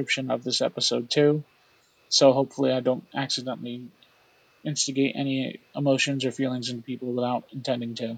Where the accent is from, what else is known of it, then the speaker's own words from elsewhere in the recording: Orange County, New York, United States; I was born and raised in Orange County, New York